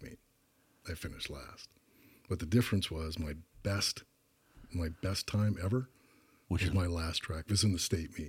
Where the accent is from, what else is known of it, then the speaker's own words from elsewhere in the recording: Tucson, Arizona, United States; University of Arizona, where I ended up playing